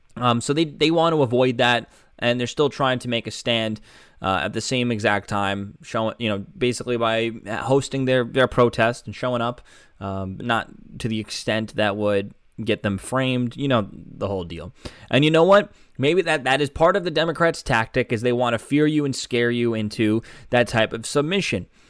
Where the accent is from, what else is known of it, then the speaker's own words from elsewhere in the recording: United States; being an American